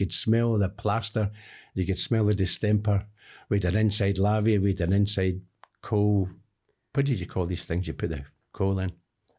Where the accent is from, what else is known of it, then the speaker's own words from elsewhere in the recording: Glasgow, Scotland, United Kingdom; Well, I spent the first 2 years of my life on my granny's sofa. So when I was two, we moved to Bridge. That was in Rockhill. Then we got a room and kitchen in Dalmanock Road in Bridgeton